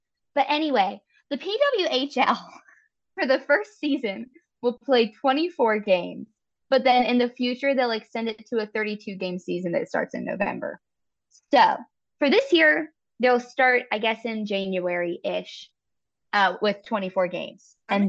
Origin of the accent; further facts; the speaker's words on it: Charleston, West Virginia, United States; also born or lived in Elkins, West Virginia; I grew up in Charleston where there's an ice rink right there.